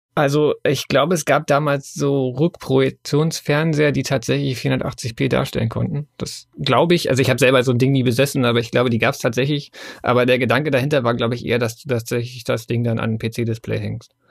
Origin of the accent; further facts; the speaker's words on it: Germany; bei uns in Deutschland